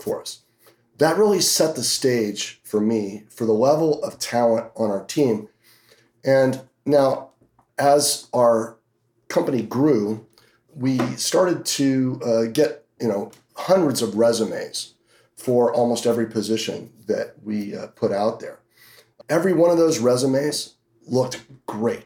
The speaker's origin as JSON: {"language": "English", "town": "Hanover", "region": "New Hampshire", "country": "United States", "tie": "born or raised there", "also_born_or_lived": "Boston area, Massachusetts", "moved": "yes", "lives_now": "Las Vegas, United States", "said": "I grew up in Hanover, New Hampshire, where Dartmouth College is at, and ended up moving down towards the Boston area for 10 years and then moved out here"}